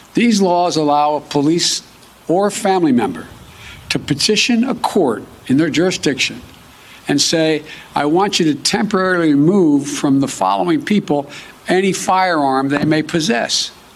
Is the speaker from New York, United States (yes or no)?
no; Delaware, United States; my home state of Delaware